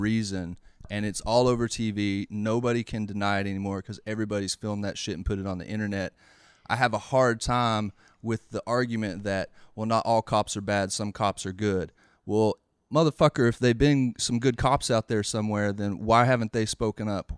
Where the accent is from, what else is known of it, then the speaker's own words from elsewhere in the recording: the South, United States; growing up in the South